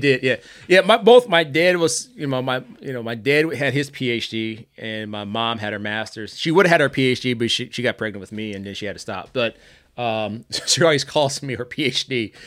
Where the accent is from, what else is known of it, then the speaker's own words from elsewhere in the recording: St. Anne, Illinois, United States; now in Durango, United States; I literally grew up in an area, it's actually Kankakee County, Saint Ann, Illinois